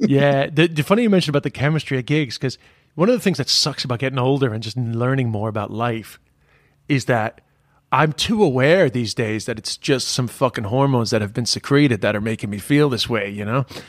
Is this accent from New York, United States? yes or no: yes; New York, United States; moved away as an adult; now in Ireland; I'm from Queens